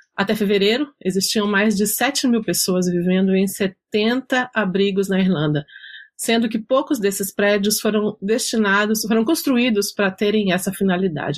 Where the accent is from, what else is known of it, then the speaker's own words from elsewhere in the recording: Minas Gerais, Brazil; sou mineira